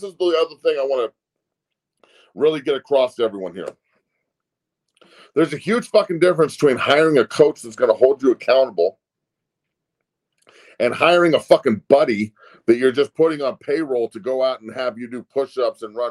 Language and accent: English; Denver, Colorado, United States; moved away as an adult; in Denver, in my hometown